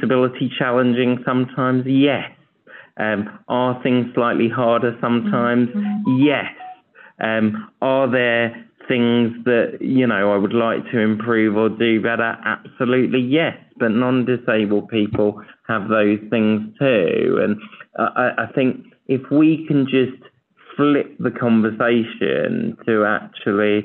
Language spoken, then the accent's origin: English; United Kingdom; I'm really, really proud to be a British man